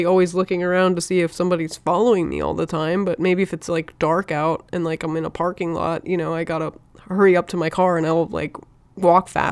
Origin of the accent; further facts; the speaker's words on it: Virginia, United States; I'm from Virginia.